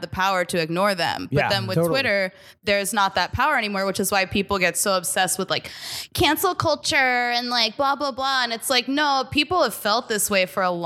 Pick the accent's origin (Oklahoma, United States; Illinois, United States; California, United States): Oklahoma, United States; Tulsa; moved away as an adult; also born or lived in Portland, Oregon; now in New York, United States; I grew up in Tulsa, Oklahoma, and I moved to Portland, Oregon for college